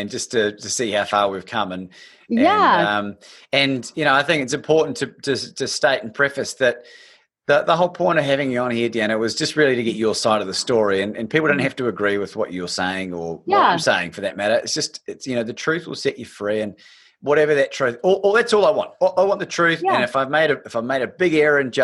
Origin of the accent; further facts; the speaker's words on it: New Zealand; also born or lived in Australia; I was born in New Zealand. I'm a dual passport holder. My father's Australian